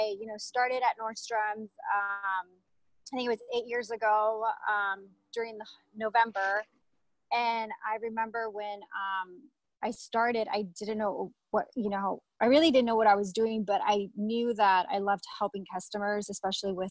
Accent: California, United States; moved away as an adult; also born or lived in Los Angeles; now in Las Vegas, United States; I'm originally from California

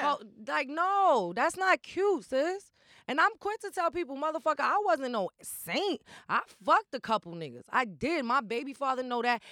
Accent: New York City, New York, United States; also born or lived in Kingsbridge, Bronx; I was raised in the projects or whatever. So Patterson is, like, my home

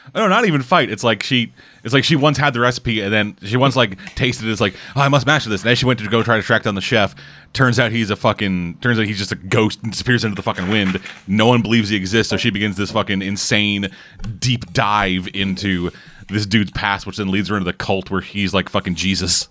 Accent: Canada; I'm Canadian.

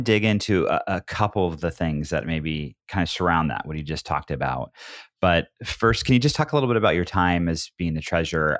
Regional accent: Southern Oregon, United States; also born or lived in Portland metro area, Oregon; I grew up in Oregon, I'm from Southern Oregon

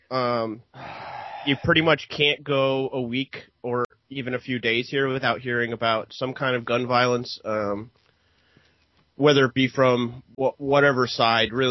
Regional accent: Oregon, United States; here in my home state of uh, Oregon

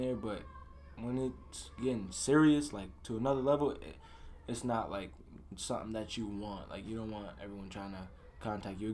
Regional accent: Kingston, New York, United States; I'm from Kingston.

